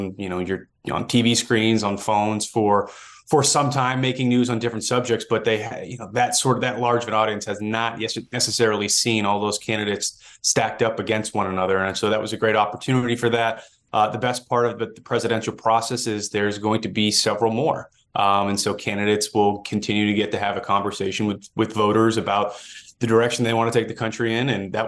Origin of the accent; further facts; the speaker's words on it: Massachusetts, United States; And I grew up on the Massachusetts side, just over the border. But that is the region that I'm familiar with.